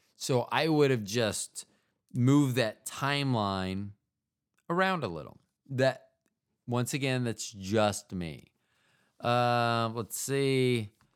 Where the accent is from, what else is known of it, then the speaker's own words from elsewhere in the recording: United States; as an American